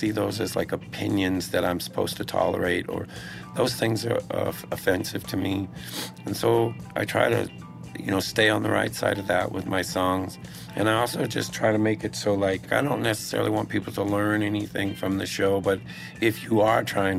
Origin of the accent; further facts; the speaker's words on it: Texas, United States; So I came from Texas, where they're into words.